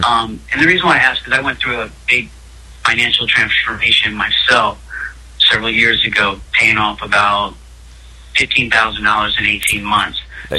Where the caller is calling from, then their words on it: Los Angeles, California, United States; I'm calling from Los Angeles.